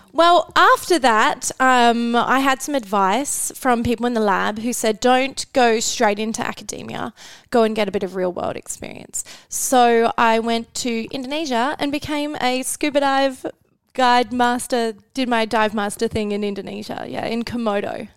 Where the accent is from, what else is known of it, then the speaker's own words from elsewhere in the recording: Western Australia, Australia; moved away as an adult; I'm from Western Australia